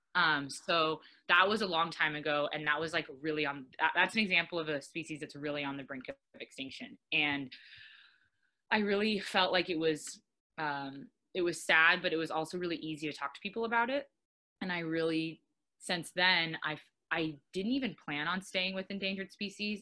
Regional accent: Arizona, United States; now in Oahu, United States; I'm originally from Arizona and I've been living here for a handful of years.

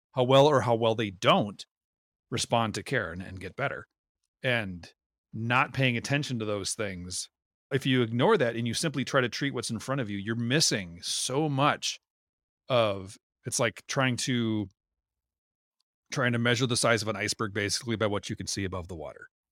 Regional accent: Minnesota, United States; we grew up in Minnesota

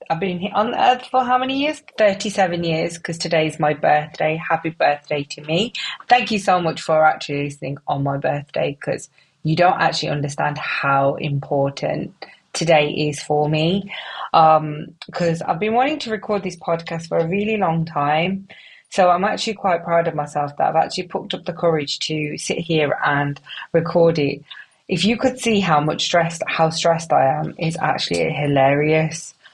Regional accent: Wolverhampton, West Midlands, United Kingdom; accent: wonky; moved away as an adult; I'm … from Wolverhampton with a little bit of a wonky accent because about nine years ago I got married and I ended up living in the North Pole

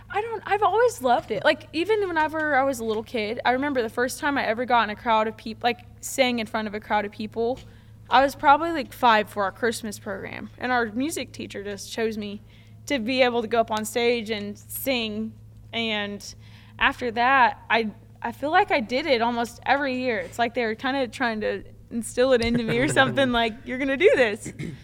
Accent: Palm Creek, Oklahoma, United States; it was a local place that was close to my hometown in Palm Creek, Oklahoma.

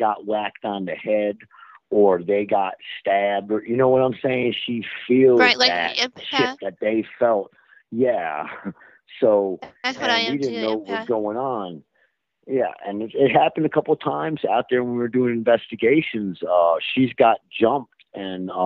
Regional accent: Baltimore, Maryland, United States; I was born in Baltimore

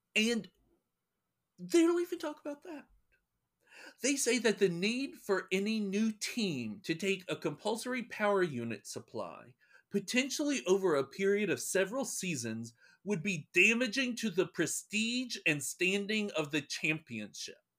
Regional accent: North Carolina, United States; I'm from North Carolina

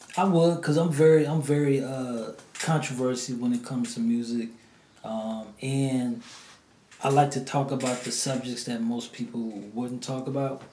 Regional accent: New Orleans, Louisiana, United States; moved away; I'm from the NO. You know, I, I you know was born and raised down there, moved up here

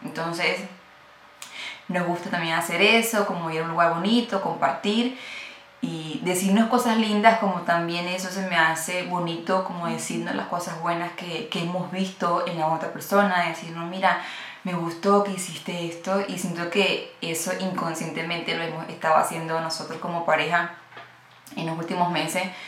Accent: Venezuela; moved away; yo soy venezolana

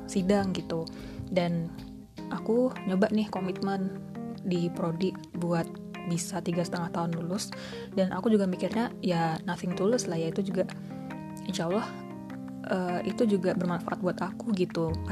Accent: Surakarta, Central Java, Indonesia; Aku orang asli Solo.

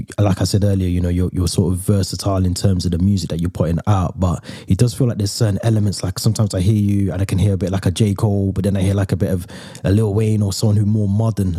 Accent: Birmingham, West Midlands, United Kingdom; moved away as an adult; now in North of England, United Kingdom; I'm from Birmingham as well

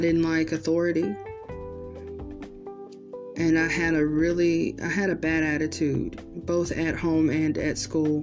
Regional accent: Georgia, United States; I was born and raised in Georgia, and I still live here

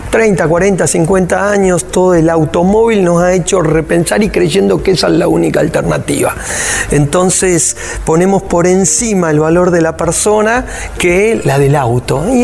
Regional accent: Rosario, Santa Fe, Argentina; soy de Rosario, Argentina

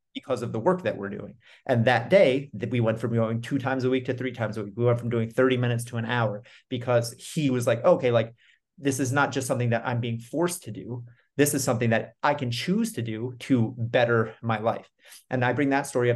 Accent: New York, United States; I'm from New York. I'm recording this in Austin right now

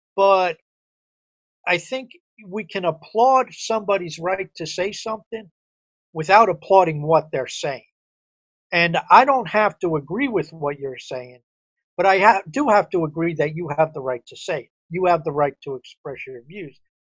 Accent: outside New York City, United States; I grew up outside New York City

